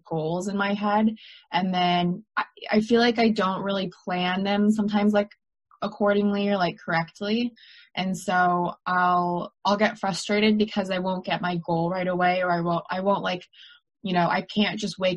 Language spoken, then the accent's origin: English; United States; also born or lived in London; it's even harder as an American because I need someone to give me a work visa